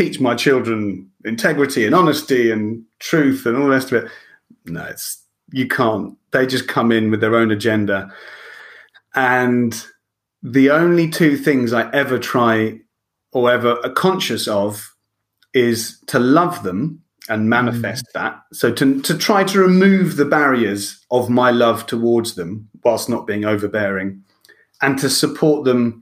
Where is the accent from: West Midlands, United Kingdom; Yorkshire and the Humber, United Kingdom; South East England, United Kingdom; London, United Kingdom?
South East England, United Kingdom; Lewes; moved away as an adult; also born or lived in Ireland / Spain / France / Italy; being born and bred in Lewis